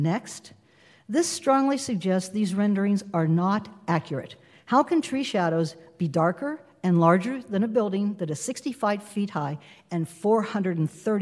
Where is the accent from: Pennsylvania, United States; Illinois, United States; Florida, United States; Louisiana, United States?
Pennsylvania, United States; Western; now in Huntington Beach, United States; I was born in Western Pennsylvania and grew up in an extended Italian-American family.